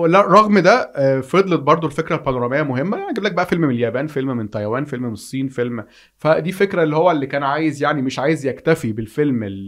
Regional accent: Egypt; عندنا في مصر

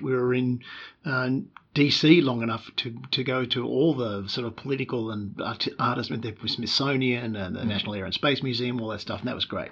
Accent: Melbourne, Victoria, Australia; moved away as an adult; also born or lived in Newcastle / United States; now in Sydney, Australia; was born in Melbourne, uh, in suburban Melbourne, uh, right. uh, in Springvale, a good uh, 15, 20 k's from Melbourne, uh, central city. I grew up in suburb of suburbs

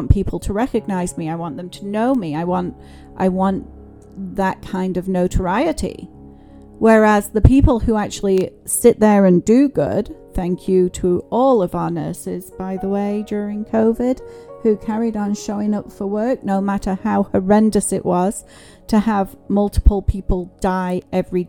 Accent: England, United Kingdom; I grew up in England

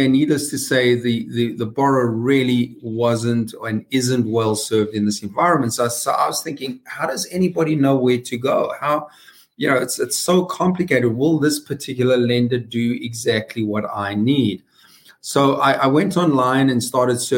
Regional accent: South Africa; moved away as an adult; now in United States; as you can hear from my accent, I was born and raised in the deep South, the very deep South, South Africa.

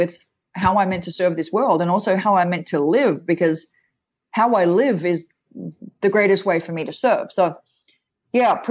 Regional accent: Australia; moved away; I'm Australian

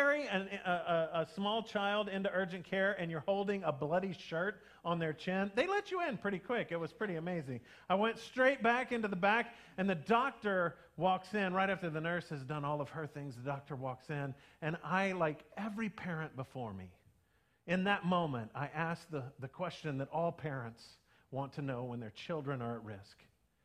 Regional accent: United States; we still are all Americans

